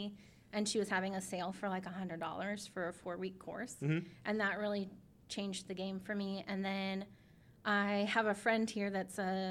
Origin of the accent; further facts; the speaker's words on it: San Diego, California, United States; moved away as an adult; also born or lived in Sacramento / Japan; now in Wichita, United States; I was born and raised in San Diego, and then I lived 5 years in Sacramento, and that's where I met my husband